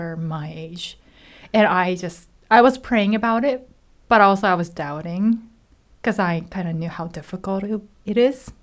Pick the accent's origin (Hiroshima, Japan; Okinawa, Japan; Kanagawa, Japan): Hiroshima, Japan; English is a second language; moved away as an adult; also born or lived in Tokyo, Japan / California, United States; now in United States; I am originally from Hiroshima, Japan